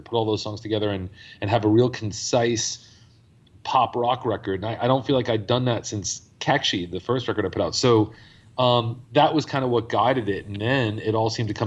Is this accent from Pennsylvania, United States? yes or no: no; New York, United States; moved away; I'm from New York originally